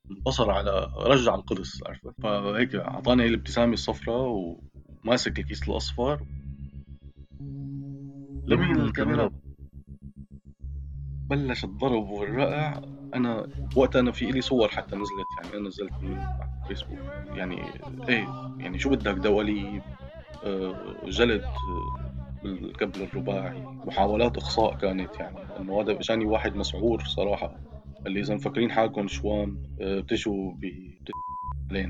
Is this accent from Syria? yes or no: yes; Syria; moved away as an adult; يعني انا طلعت من سوريا ب 2000 وباخر يوم بال 2012 تقريبا او قبل بيومين